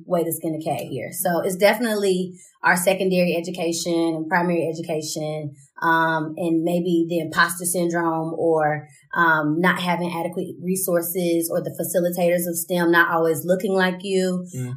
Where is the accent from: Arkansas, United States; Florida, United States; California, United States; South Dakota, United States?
Arkansas, United States; Pine Bluff; I'm from Pine Bluff, Arkansas.